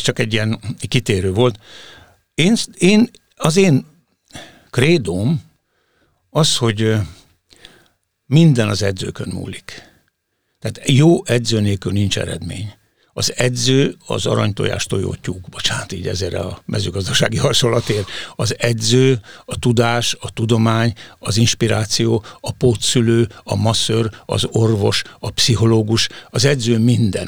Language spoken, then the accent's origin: Hungarian; Hungary; elsősorban magyarok vagyunk